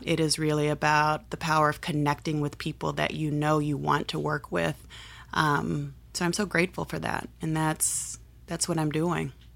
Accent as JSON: {"language": "English", "country": "United States", "tie": "born or raised there", "said": "growing up in the Midwest and the South"}